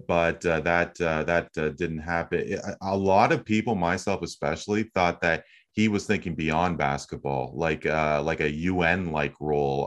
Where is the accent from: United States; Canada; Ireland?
Canada; as a Canadian